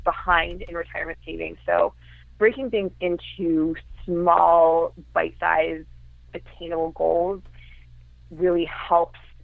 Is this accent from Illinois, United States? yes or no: yes; Chicago, Illinois, United States; now in Brooklyn, United States; I'm originally from the Chicago area, but I live in Brooklyn, New York now